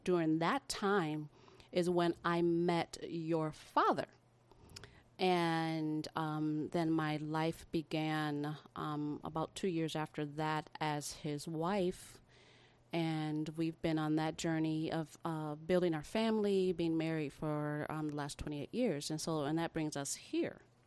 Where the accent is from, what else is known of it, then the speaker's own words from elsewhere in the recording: Midwest of America, United States; I was actually born in the Midwest of America. um, and lived there for the majority of my life